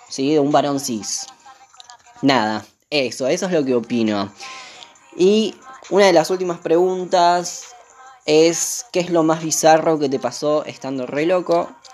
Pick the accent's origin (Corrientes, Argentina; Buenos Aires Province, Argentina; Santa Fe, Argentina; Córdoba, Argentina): Buenos Aires Province, Argentina; Lavallol; soy de Zona Sur, Lavallol